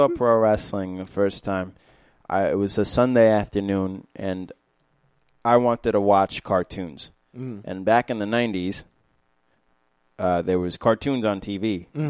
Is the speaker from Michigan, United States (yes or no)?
no; New York City, New York, United States; also born or lived in Maspeth, Queens; I moved to Maspeth when I was like 14. I grew up in Flushing.